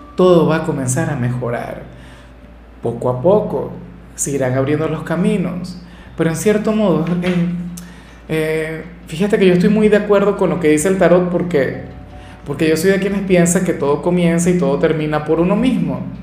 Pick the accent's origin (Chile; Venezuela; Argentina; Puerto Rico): Venezuela; acá en Venezuela